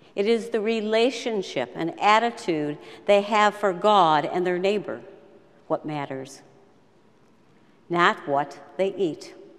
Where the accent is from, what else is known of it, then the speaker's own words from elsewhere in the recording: Rochester, New York, United States; I was born in 1946 in Rochester, New York